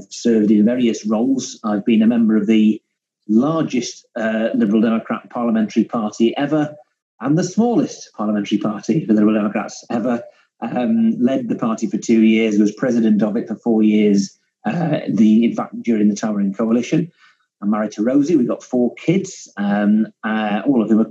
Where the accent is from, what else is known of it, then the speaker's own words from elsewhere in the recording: Cumbria, North West England, United Kingdom; I'm a Cumbrian, you know. You can almost see Scotland from my back window